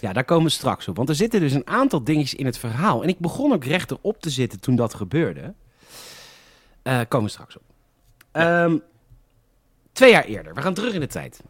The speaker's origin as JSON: {"language": "Dutch", "country": "Netherlands", "said": "Ik ben echt een Hollander."}